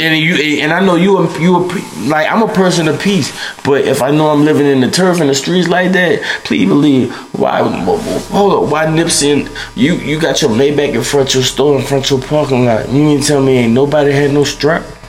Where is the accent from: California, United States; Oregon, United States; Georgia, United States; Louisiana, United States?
Louisiana, United States; New Orleans; I'm from New Orleans, and I was raised in a household